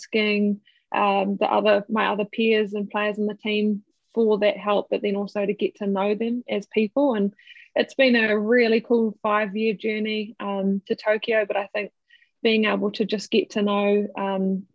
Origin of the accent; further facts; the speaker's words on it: Kimbolton, Manawatū-Whanganui, New Zealand; I obviously grew up in a really small rural town of Kimbolton in the Manawatū